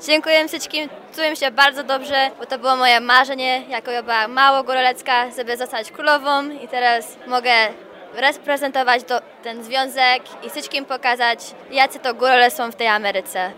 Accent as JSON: {"language": "Polish", "town": "Chicago", "region": "Illinois", "country": "United States", "tie": "born or raised there", "said": "Ja się urodziłam w Chicago"}